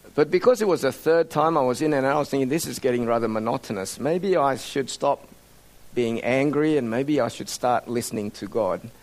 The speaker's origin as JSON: {"language": "English", "country": "Australia", "tie": "born or raised there", "also_born_or_lived": "Indonesia", "said": "At the age of 10, our family emigrated to Australia"}